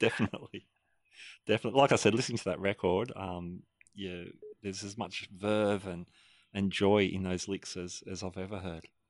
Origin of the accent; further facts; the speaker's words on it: Sydney, New South Wales, Australia; my hometown of Sydney, Australia